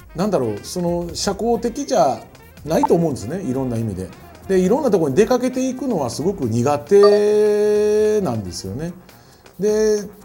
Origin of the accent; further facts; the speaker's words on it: Kyoto, Japan; 俺京都人